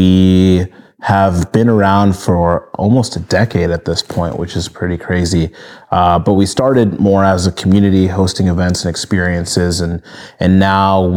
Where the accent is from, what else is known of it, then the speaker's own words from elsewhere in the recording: Minnesota, United States; moved away as an adult; also born or lived in Nigeria; now in Los Angeles, United States; I was born in Nigeria, and then I grew up in Minnesota.